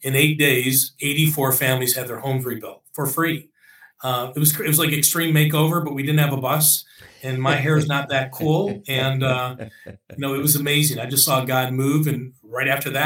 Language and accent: English; Buffalo, New York, United States; moved away as an adult; also born or lived in Mississippi; my family and I, we grew up in Buffalo, New York